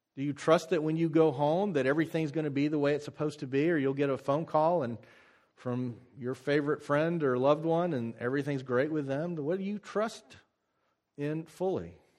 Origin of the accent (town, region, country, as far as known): United States